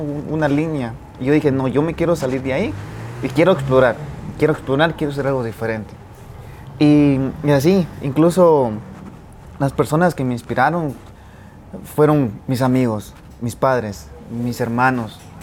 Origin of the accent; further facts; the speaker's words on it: Boca Costa, San Marcos, Guatemala; soy del departamento de San Marcos. Soy de la Boca Costa, de una finca cafetalera.